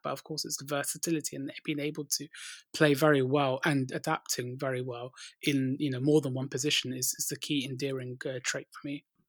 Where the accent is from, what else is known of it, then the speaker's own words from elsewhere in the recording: London, United Kingdom; growing up in North London